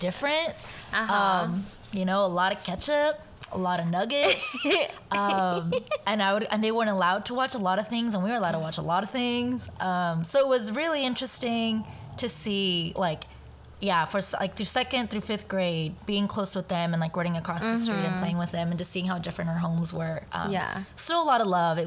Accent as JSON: {"language": "English", "town": "Round Rock", "region": "Texas", "country": "United States", "tie": "born or raised there", "also_born_or_lived": "El Paso, Texas / Juarez, Mexico", "said": "the middle school that I grew up in Round Rock"}